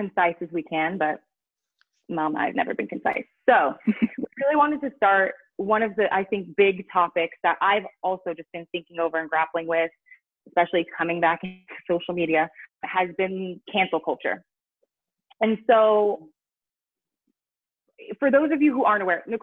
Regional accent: California, United States; moved away as an adult; now in Denmark; I am originally from California.

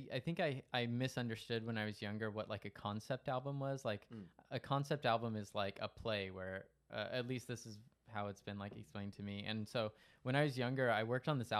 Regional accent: Stockton, California, United States; growing up in Stockton

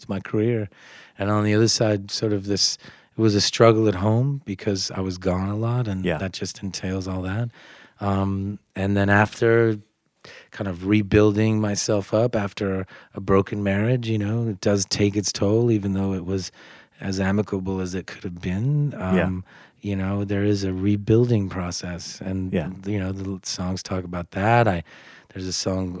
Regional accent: United States; first language English; moved away; I'm American. Like, I'm from the U.S.

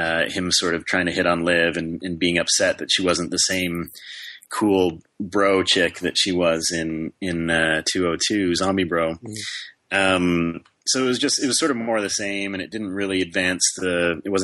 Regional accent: Canada; moved away as an adult; I am actually a Canadian citizen

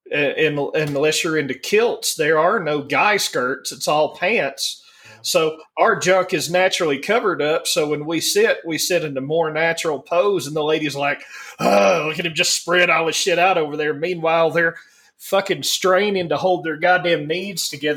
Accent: the South, Alabama, United States; moved away as an adult; now in Denver, United States; I was raised up in the South

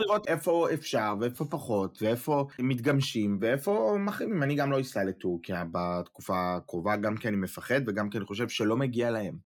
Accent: Israel; now in Germany; אנחנו בתור ישראלים שחיים בחו"ל

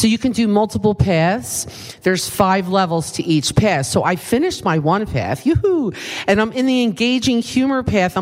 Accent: East Coast, United States; accent: East Coast; moved away; my East Coast accent that I know I still have after many years

